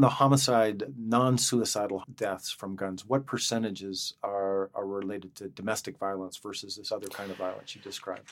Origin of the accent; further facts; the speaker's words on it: Montana, United States; I grew up in Montana. You know, we're, we have a l, pretty strong libertarian streak in Montana.